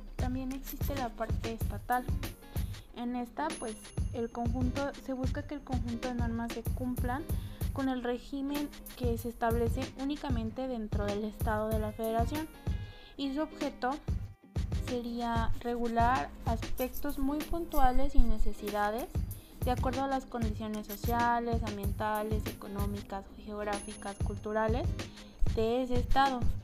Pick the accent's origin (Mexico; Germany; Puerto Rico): Mexico; como mexicanos